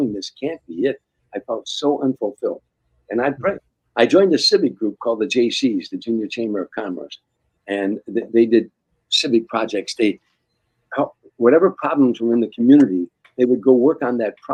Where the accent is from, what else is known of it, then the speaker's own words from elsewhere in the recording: Harvey, Illinois, United States; moved away; 36 taverns in my hometown